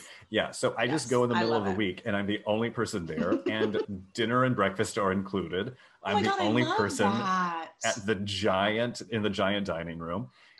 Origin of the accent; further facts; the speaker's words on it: Texas, United States; growing up in Texas.